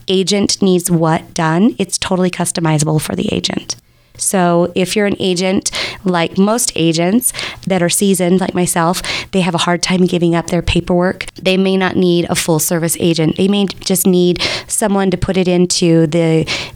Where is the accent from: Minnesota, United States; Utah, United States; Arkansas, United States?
Utah, United States; Sandy; I actually was born and raised right here in Utah, and I grew up in Sandy.